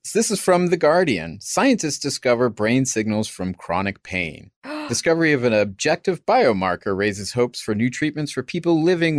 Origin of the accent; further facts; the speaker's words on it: United States; I'm an American.